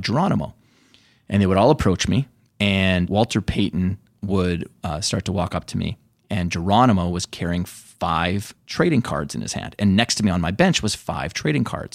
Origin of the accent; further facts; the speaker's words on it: Canada; where I grew up in Canada, rich with Native American history